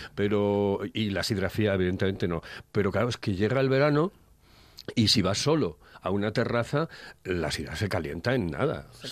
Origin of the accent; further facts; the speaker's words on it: Asturias, Spain; somos los asturianos